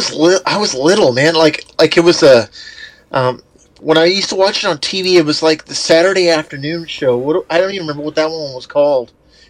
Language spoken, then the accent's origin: English; Portland, Oregon, United States; growing up in the Portland area